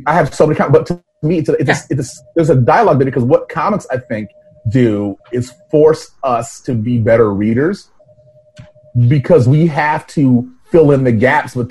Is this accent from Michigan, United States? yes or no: no; New York City, New York, United States; moved away; also born or lived in Minneapolis; I'm from Brooklyn